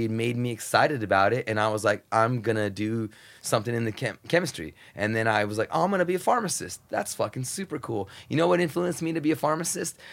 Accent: United States; super, super poor growing up on the Mexican border, super poor.

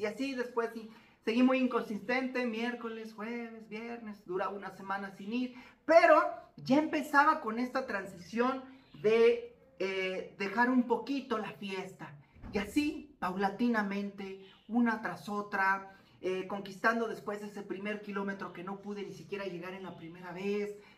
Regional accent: Zapopan, Jalisco, Mexico; muy cerca del departamento de papás existía, existe un bosque llamado Bosque Los Colomos en Zapopan, Jalisco, acá en México

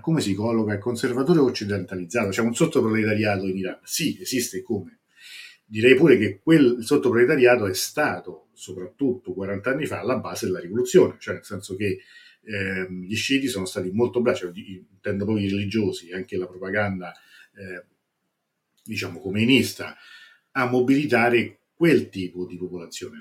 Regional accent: Italy; noi italiani siamo un popolo

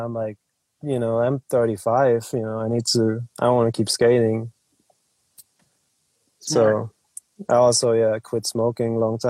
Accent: Germany

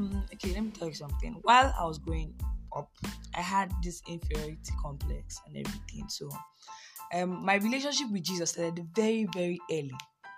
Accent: Delta, Nigeria; I'm a 400 level law student of Faculty of Law, University of Nigeria. I'm from Delta State, and I love God.

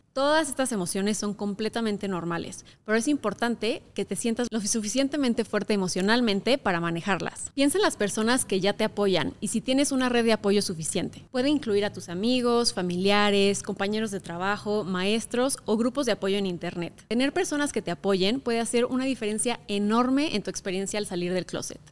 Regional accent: Querétaro, Mexico; crecí en Querétaro, un estado muy conservador de México

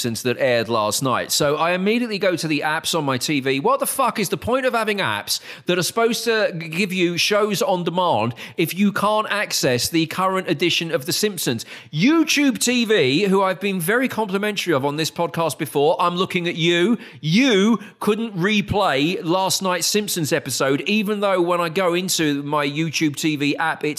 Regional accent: United Kingdom; as a Brit

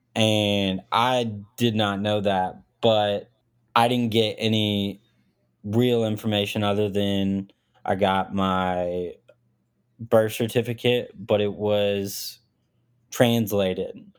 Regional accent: Arkansas, United States; also born or lived in Smolensk, Russia; born there, came moved to, uh, Arkansas, rural city in Arkansas, really small town, and just kinda, yeah, just grew up and did

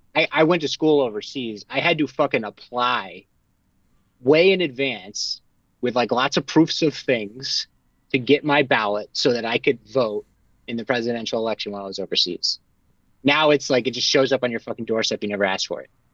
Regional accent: Connecticut, United States; I'm from Connecticut.

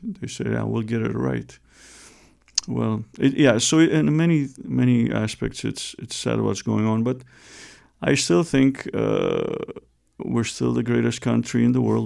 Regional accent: Romania; moved away; I was born and raised in Romania

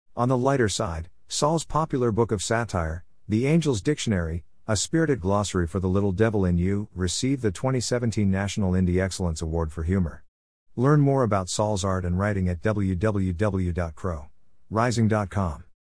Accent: United States; As an American with a background in mainstream academics

